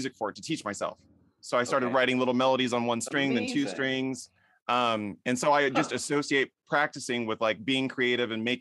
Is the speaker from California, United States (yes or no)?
yes; Orange County, Southern California, United States; We both grew up in Southern California.